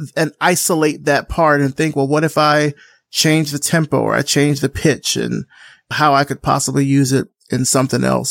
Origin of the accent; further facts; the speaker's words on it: Alabama, United States; I'm from Alabama